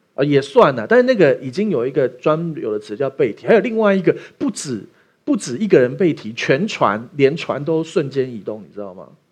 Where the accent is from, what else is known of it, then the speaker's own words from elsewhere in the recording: Taiwan; 我们台湾人去美国生的第二代小孩是不会说中文的啊